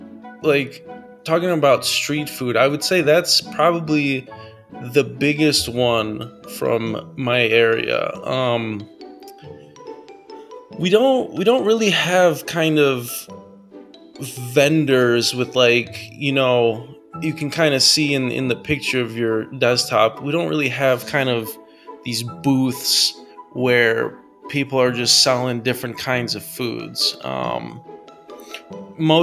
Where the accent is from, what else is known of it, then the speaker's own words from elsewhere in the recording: United States; as an American